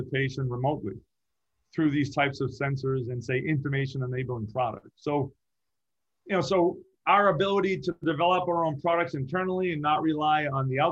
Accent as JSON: {"language": "English", "region": "Massachusetts", "country": "United States", "tie": "born or raised there", "moved": "yes", "lives_now": "Orange County, United States", "said": "I grew up in Massachusetts, so I had four seasons"}